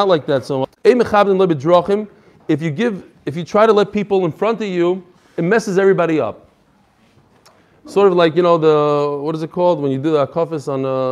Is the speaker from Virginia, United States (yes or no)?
no; New York, United States; now in Chicago, United States; I grew up in New York, so I learned how to drive in Brooklyn